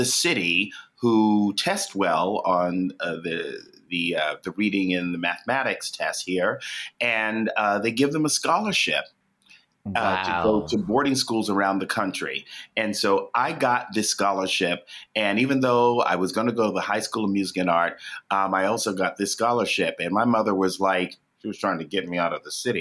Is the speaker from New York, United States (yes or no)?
yes; New York City, New York, United States; I grew up in New York City in Harlem, and it was the 60s and 70s.